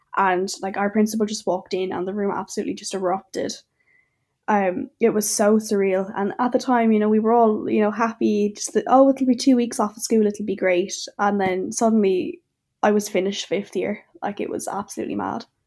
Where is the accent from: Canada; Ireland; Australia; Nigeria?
Ireland; Clonmel, Munster; I'm from Clonmel and Tipperary, and I'm seventeen years old.